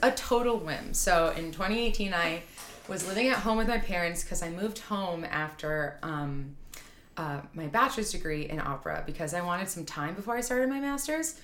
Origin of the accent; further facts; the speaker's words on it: Rochester, New York, United States; I grew up around Eastman, okay, um, in Rochester, outside of Rochester